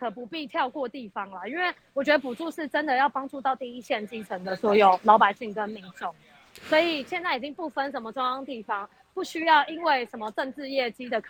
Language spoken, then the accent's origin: Chinese; Taipei, Taiwan; 好，我从小在士林夜市这边长大，然后我看着它，我觉得它是一颗，就是现在被灰尘蒙上的钻石。